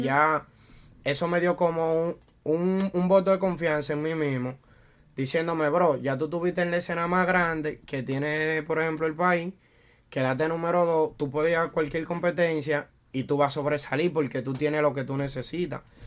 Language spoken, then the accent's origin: Spanish; Santo Domingo, Dominican Republic; moved away as an adult; now in New York, United States; yo soy de República Dominicana, Santo Domingo. Y llegué aquí en el 2013.